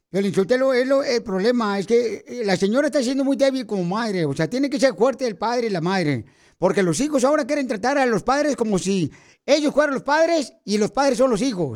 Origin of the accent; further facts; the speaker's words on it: Jalisco, Mexico; now in United States; venimos de Jalisco, a Estados Unidos